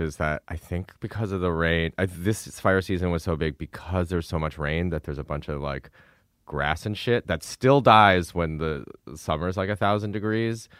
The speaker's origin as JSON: {"language": "English", "region": "Midwest", "country": "United States", "moved": "yes", "said": "we're both from the Midwest"}